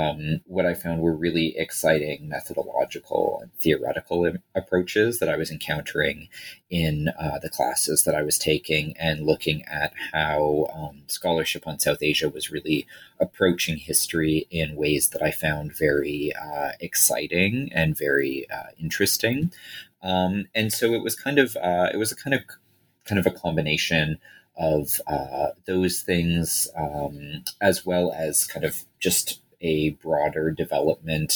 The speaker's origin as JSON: {"language": "English", "town": "Toronto", "region": "Ontario", "country": "Canada", "tie": "born or raised there", "said": "I grew up in Toronto and have lived in Toronto for most of my life other than basically my graduate studies."}